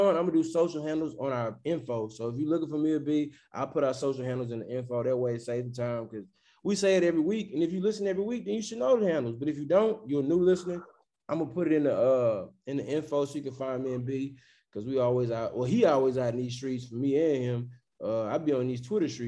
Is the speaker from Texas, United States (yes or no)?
yes; Houston, Texas, United States; also born or lived in Beaumont, Texas; I'm not from Houston. I moved to Houston when I was 4. Been in Houston 31 years of my life. You know what I'm saying? But I'm not actually from Houston. I'm from Beaumont, down the street.